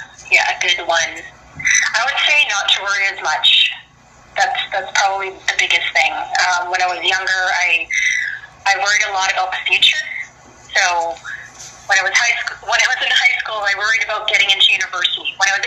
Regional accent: Philippines; I want to get it out there as much as possible so that people can see me as a Filipina

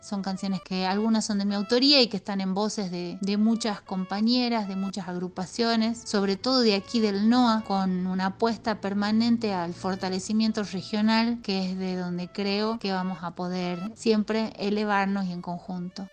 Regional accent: Tafí Viejo, Tucumán, Argentina; soy de Tafí Viejo, Tucumán

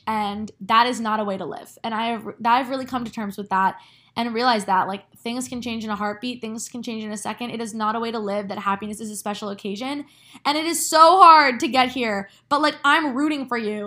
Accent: New Jersey, United States; moved away as an adult; now in New York City, United States; my hometown

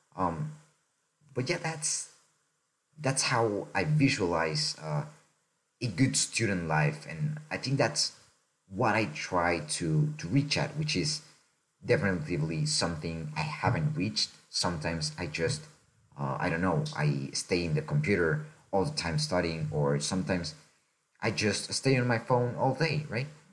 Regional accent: Mexico; I'm from Mexico originally. I was born there.

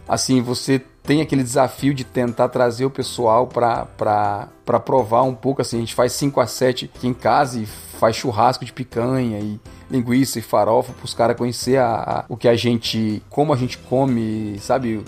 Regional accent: Brazil; first language Portuguese; moved away as an adult; now in Canada; a gente vem do Brasil

